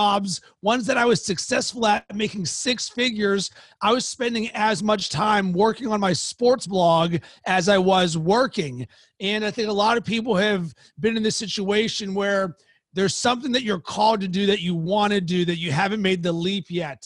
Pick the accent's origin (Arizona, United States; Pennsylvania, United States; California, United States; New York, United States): Pennsylvania, United States; Pittsburgh; now in Chicago, United States; from Pittsburgh